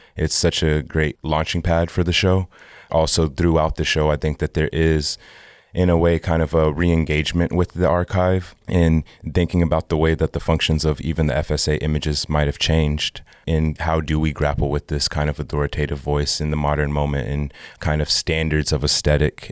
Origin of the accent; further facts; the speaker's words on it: Texas, United States; also born or lived in Oklahoma; I grew up in Texas, and part of my youth, I also grew up in Oklahoma